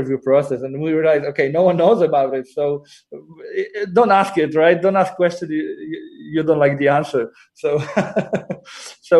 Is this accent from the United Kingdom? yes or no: no; Poland; moved away as an adult; also born or lived in Copenhagen, Denmark; now in Warsaw, Poland; I'm Polish, grew up and, you know, I was raised in Poland.